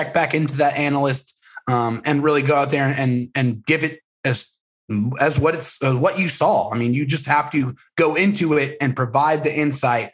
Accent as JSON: {"language": "English", "town": "San Diego", "region": "California", "country": "United States", "tie": "born or raised there", "said": "I'm from San Diego. My whole family is from San Diego. And, you know, we grew up being Charger fans"}